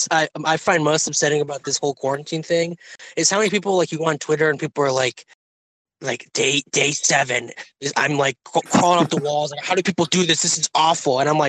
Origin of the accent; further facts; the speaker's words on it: Romeo, Michigan, United States; moved away; Like my hometown, Romeo, where I grew up, I like hate being here now.